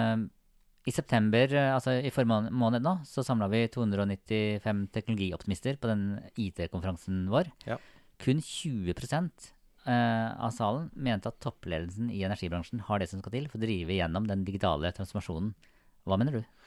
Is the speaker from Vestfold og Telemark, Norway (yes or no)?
no; Sarpsborg, Østfold, Norway; jeg er fra Sarpsborg.